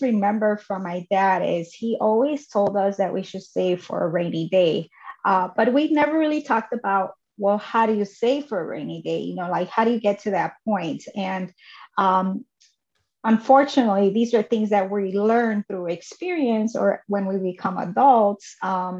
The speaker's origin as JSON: {"language": "English", "town": "Chicago", "region": "Illinois", "country": "United States", "tie": "born or raised there", "also_born_or_lived": "Mexico", "said": "I was raised in Chicago until I was 8 years old, and then we moved to a suburb of Chicago"}